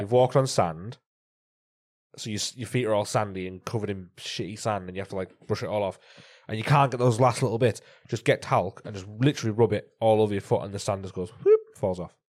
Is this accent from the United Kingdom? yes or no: yes; North East England, United Kingdom; I'm from Northeast